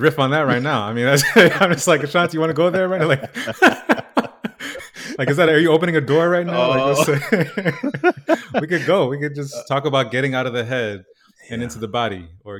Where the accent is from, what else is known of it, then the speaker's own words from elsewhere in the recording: New York, United States; now in Los Angeles, United States; I'm based in LA, I grew up in New York, child of Haitian migrants, and I'm a musician as well.